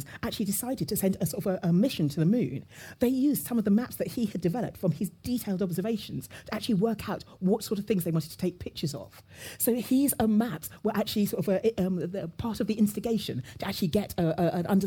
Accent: London, United Kingdom; my father moved to the UK, and I was brought up in London

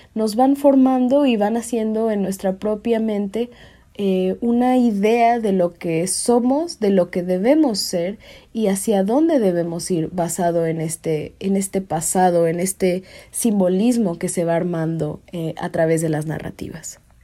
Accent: Mexico; vivimos el día a día, el ser mexicanos

